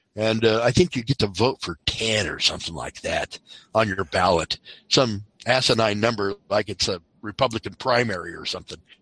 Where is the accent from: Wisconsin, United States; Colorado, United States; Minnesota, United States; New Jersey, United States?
Colorado, United States; I'm from Colorado.